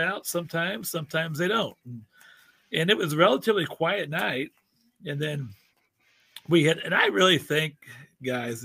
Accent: Cape Girardeau, Missouri, United States; I'm from Southeast Missouri, Mississippi River City, Cape Girardeau, about 100 miles south of St. Louis

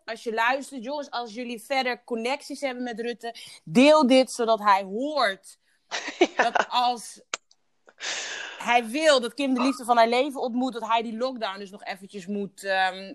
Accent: Curaçao; ik ben op Duche Curaçao geboren

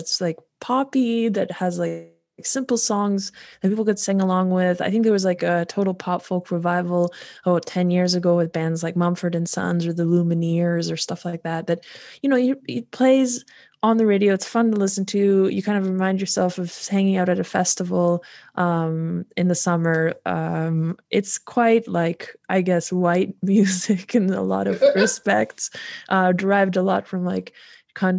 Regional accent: North Bay, Ontario, Canada; moved away as an adult; also born or lived in Poland / Warsaw, Poland / England; now in Switzerland; I grew up in North Bay, Ontario

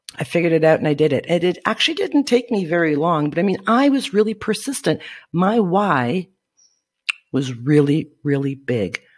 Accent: Northern Ontario, Canada; moved away as an adult; now in Guatemala; I am from Northern Ontario, Canada, side breed to be exact, where the winters is cold as shit

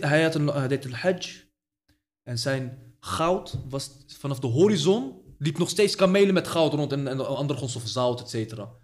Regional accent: Morocco; now in Netherlands; de stad waar ik vandaan kom, in Marokko

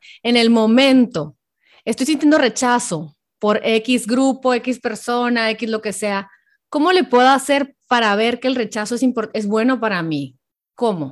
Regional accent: Hermosillo, Sonora, Mexico; moved away; Hermosillo, Sonora, de donde yo soy

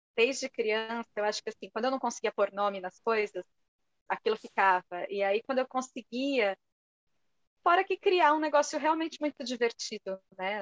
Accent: São Paulo, Brazil; also born or lived in Portugal; Eu sou de São Paulo

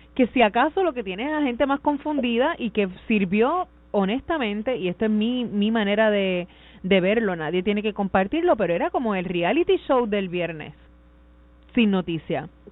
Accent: Caguas, Puerto Rico; yo soy de Cañaboncito

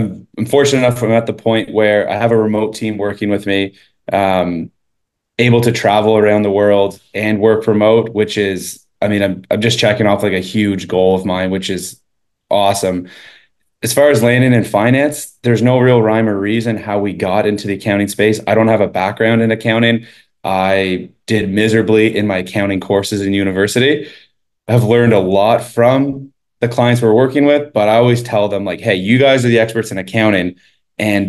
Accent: Eastern Canada, Canada; moved away as an adult; also born or lived in Sweden / Toronto; I grew up in Eastern Canada, lived there my entire life up until about 19

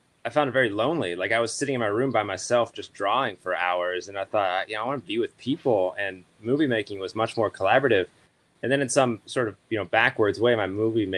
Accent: Pittsburgh, Pennsylvania, United States; moved away; I am from Pittsburgh originally

